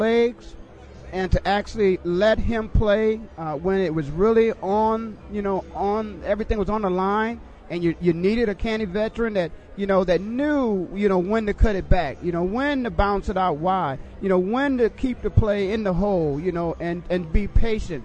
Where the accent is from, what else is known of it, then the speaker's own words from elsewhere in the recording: Phoenix, Arizona, United States; I'm from Phoenix. Now, I obviously live in Phoenix